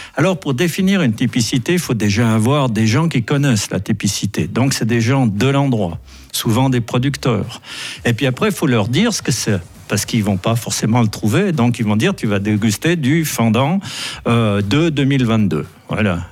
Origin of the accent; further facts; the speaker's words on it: Valais, Switzerland; chez nous en Valais